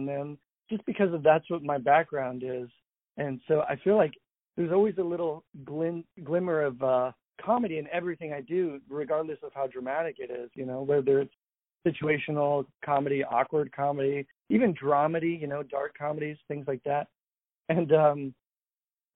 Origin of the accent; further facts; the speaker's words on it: Atlanta, Georgia, United States; I grew up in Atlanta, Georgia